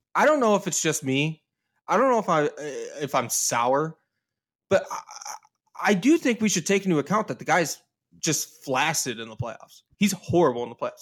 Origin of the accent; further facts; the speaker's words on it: United States; we're American hockey fans